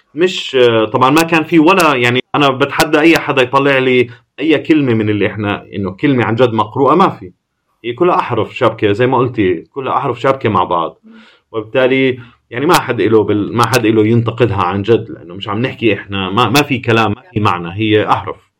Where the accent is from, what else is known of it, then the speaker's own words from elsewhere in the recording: Jordan; moved away as an adult; also born or lived in Amman / United States / Milan; احنا من الاردن